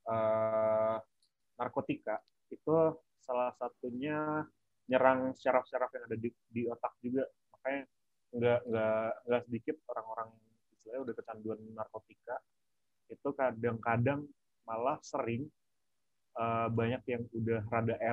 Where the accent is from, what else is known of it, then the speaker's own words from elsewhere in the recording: Jakarta, Indonesia; now in Yogyakarta, Indonesia; gue asli Jakarta. kira hmm, kira-kira udah lama tinggal di Jogja lah